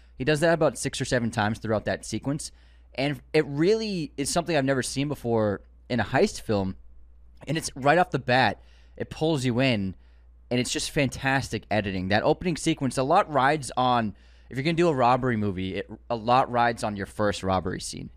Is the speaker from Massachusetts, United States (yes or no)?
yes; Boston, Massachusetts, United States; growing up in the Boston area